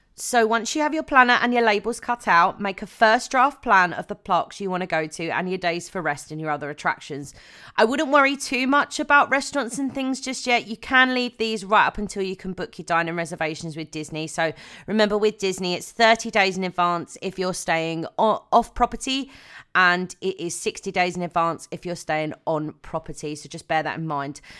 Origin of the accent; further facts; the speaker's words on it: United Kingdom; I am a Brit